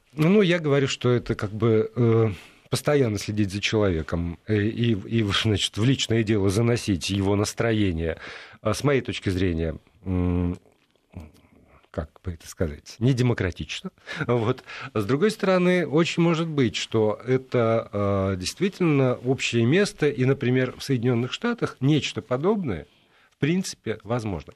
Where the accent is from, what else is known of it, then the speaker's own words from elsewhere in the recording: Perm, Perm Krai, Russia; Пермь — это го, место, где родился Заратустра, Дягилев и я